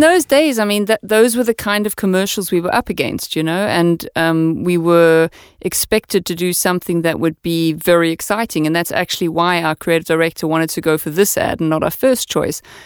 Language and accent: English; South Africa; moved away as an adult; also born or lived in Amsterdam, Netherlands; now in Denmark; I'm from South Africa, so I say ya a lot